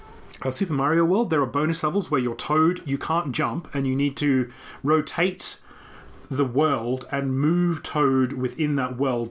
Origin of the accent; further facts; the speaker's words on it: Canberra, Australian Capital Territory, Australia; moved away as an adult; also born or lived in Japan; when I came back to my hometown of Canberra